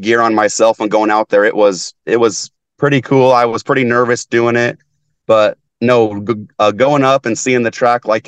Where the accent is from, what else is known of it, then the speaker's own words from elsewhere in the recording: Tekamah, Nebraska, United States; my hometown by Tecama, right outside of Omaha